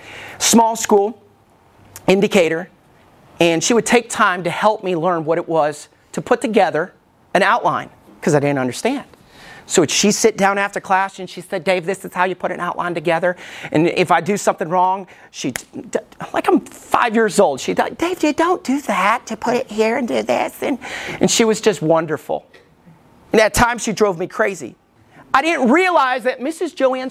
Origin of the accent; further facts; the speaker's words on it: Alabama, United States; I grew up in Alabama. I know you can't tell by my accent. Don't sound like I lived in Alabama at all. But when I was a little boy, growing up in Alabama, I went to two different churches.